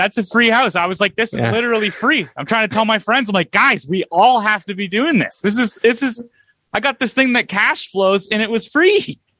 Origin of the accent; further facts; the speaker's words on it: Aurelia, Iowa, United States; Oh, you're from Aurelia. I'm from Aurelia too. I've been here forever.